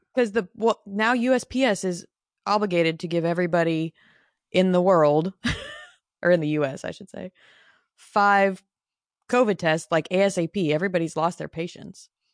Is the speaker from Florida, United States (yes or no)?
no; Phoenix, Arizona, United States; moved away as an adult; also born or lived in Nashville, Tennessee; I was born and raised in Phoenix